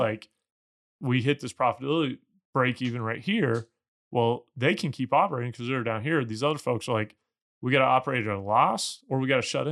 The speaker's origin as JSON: {"language": "English", "region": "Missouri", "country": "United States", "said": "I'm from Missouri as well"}